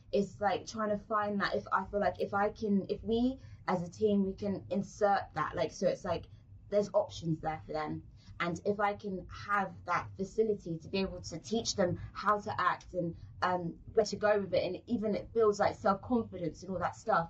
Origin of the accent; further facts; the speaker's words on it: London, United Kingdom; accent: British; moved away as an adult; now in Turks and Caicos Islands; in London, uh, I'm from South